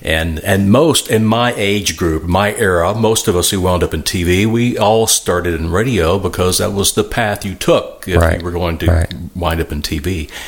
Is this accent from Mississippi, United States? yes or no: yes; Mississippi, United States; So I took almost an internship in Tupelo, Mississippi, near my hometown, in order to kind of hang out while she finished her bachelor's degree 6-7 months later.